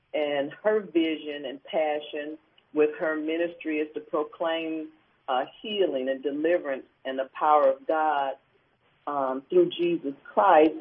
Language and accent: English; Cleveland, Ohio, United States; I am originally from Cleveland, Ohio, and still in Cleveland.